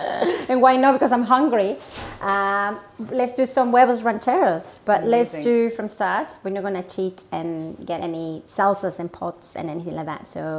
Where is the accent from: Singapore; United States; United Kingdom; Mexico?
Mexico; moved away